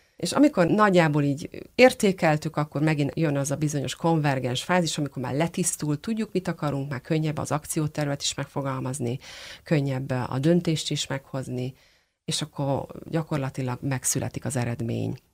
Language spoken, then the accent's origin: Hungarian; Hungary; magyarok vagyunk, mi egy picit távolságtartók